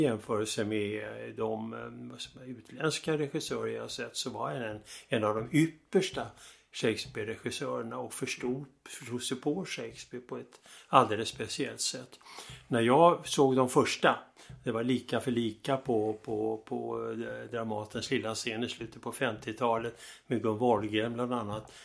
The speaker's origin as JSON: {"language": "Swedish", "town": "Stockholm", "region": "Stockholm County", "country": "Sweden", "tie": "born or raised there", "said": "Jag växte upp i Stockholm"}